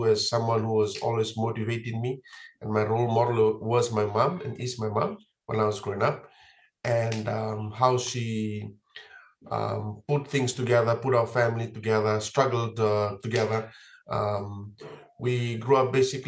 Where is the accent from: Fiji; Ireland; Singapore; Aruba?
Fiji; Life in Fiji for me growing up